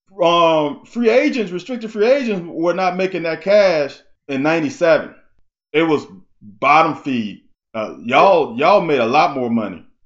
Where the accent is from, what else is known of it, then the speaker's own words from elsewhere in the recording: Baton Rouge, Louisiana, United States; also born or lived in Mississippi; I was born in Mississippi. And after I was born, I think I was a couple years old, and my parents moved down to Baton Rouge